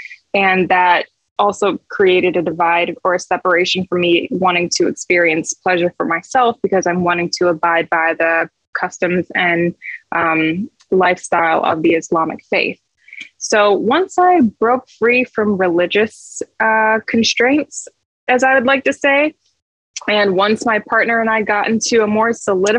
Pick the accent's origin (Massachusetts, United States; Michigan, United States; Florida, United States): Michigan, United States; moved away; So I moved from Michigan to California, and I feel like that just really shifted really everything for me.